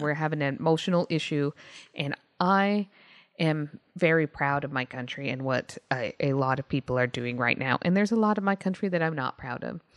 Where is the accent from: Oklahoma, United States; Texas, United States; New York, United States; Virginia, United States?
Texas, United States; moved away; I'm from Texas, or was, was from Texas